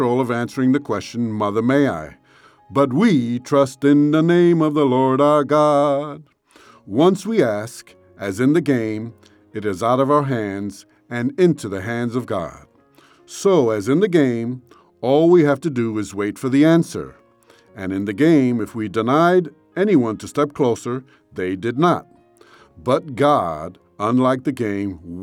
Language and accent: English; New York City, New York, United States; When I was a kid growing up in New York City, I lived in a six-story building